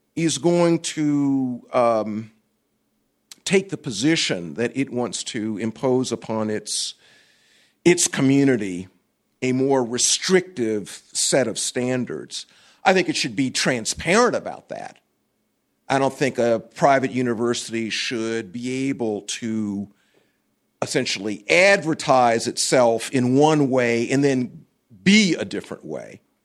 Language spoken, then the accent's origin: English; Columbia, South Carolina, United States; I'm from Columbia, South Carolina.